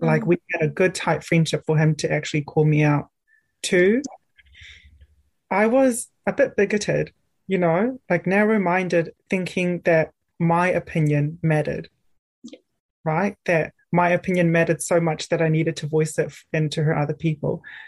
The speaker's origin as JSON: {"language": "English", "region": "Auckland", "country": "New Zealand", "tie": "born or raised there", "moved": "as an adult", "lives_now": "Dunedin, New Zealand", "said": "I grew up grew up in Auckland in a very urban place"}